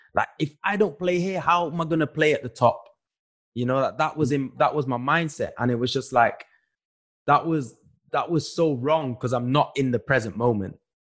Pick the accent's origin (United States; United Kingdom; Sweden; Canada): United Kingdom; Manchester, North West England; moved away as an adult; when we are growing up in Manchester, when you're growing up where we grew up